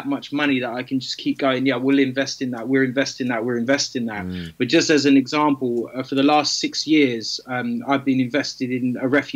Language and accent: English; Kent, South East England, United Kingdom; I grew up in Kent as well